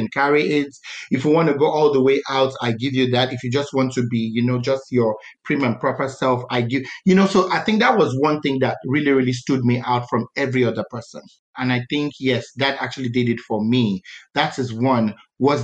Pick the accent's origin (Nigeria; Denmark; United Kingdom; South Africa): Nigeria; Calabar, Cross River; I was born in Calabar